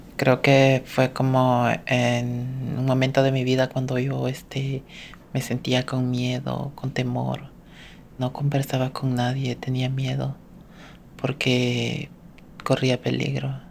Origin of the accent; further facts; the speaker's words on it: El Salvador; moved away as an adult; now in United States; estando en mi país